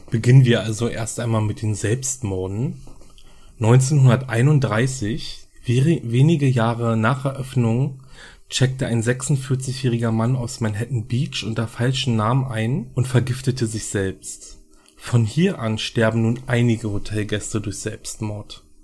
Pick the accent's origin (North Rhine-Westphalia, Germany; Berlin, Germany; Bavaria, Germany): Berlin, Germany; ich komme aus Berlin.